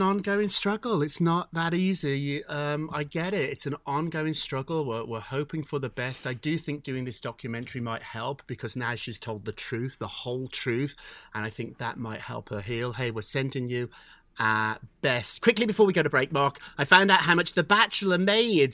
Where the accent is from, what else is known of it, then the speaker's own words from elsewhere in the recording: United Kingdom; I'm British too